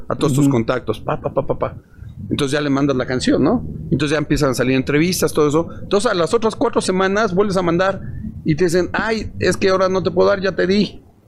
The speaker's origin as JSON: {"language": "Spanish", "country": "Mexico", "said": "somos de México, tenemos una banda de rock acá"}